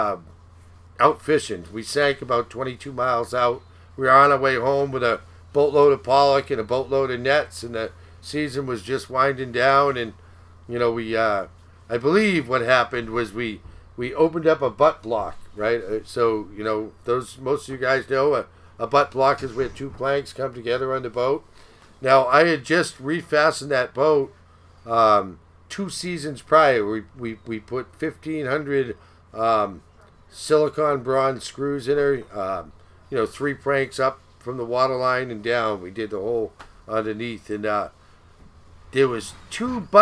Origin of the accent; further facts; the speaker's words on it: Beverly, Massachusetts, United States; I was born in Beverly, Mass.